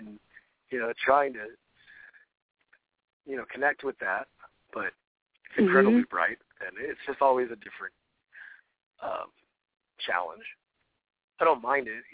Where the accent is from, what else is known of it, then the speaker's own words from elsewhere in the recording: outside Chicago, Illinois, United States; I grew up outside Chicago